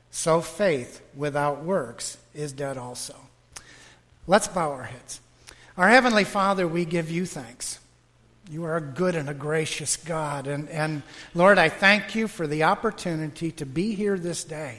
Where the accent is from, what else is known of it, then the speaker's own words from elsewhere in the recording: Western New York, United States; now in Wesley Chapel, United States; I'm from Western New York